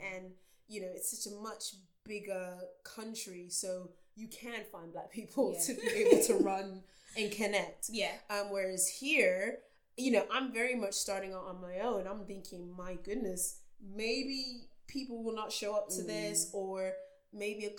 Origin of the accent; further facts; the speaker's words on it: Texas, United States; now in United Kingdom; I grew up in Texas